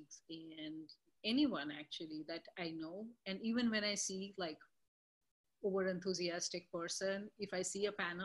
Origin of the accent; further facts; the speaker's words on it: India; now in Boston, United States; being in Boston and being Indian